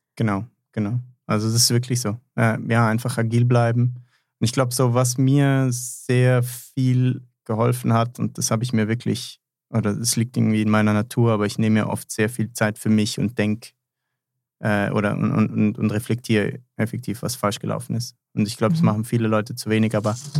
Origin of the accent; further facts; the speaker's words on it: Germany; now in Switzerland; ich bin ja eigentlich gebürtiger Deutscher